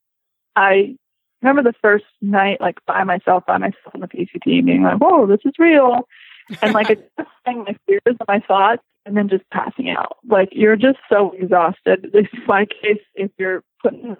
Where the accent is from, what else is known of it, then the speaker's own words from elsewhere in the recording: Florida, United States; moved away; also born or lived in Hawaii; I grew up in Florida